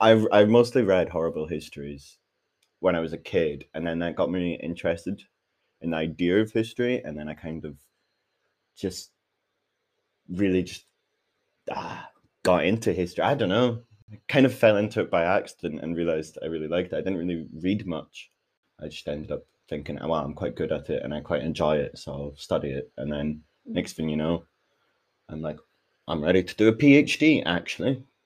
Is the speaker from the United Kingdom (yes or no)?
yes; Glasgow, Scotland, United Kingdom; I was brought up in Glasgow